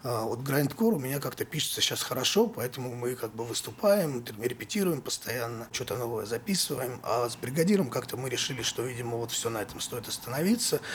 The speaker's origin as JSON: {"language": "Russian", "region": "Saint Petersburg", "country": "Russia", "tie": "born or raised there", "also_born_or_lived": "Vologda Oblast", "said": "я родился в Вологодской области, но это было там, потому что папу отправили в командировку там на два года. Соответственно, я там родился, прожил, может, пару месяцев и всю жизнь живу в Питере."}